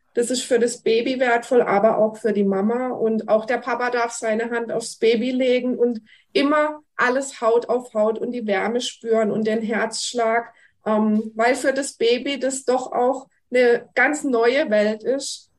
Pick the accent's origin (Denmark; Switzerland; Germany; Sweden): Germany; bei uns in Deutschland